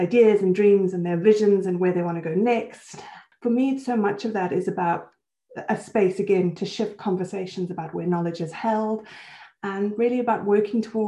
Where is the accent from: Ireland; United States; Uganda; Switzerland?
Switzerland; also born or lived in Johannesburg, South Africa; now in United Kingdom; So I'm South African and Swiss. So I was born in Johannesburg and I had most of my schooling in Switzerland before I came to the UK